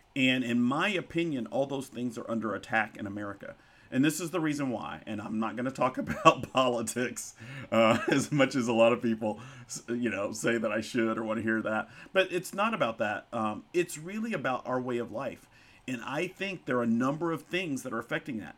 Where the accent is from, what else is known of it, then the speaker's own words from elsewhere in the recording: Pine Bluff, Arkansas, United States; also born or lived in White Hall, Arkansas / Bentonville, Arkansas; where I grew up, um, in Whitehall and Pine Bluff, Arkansas.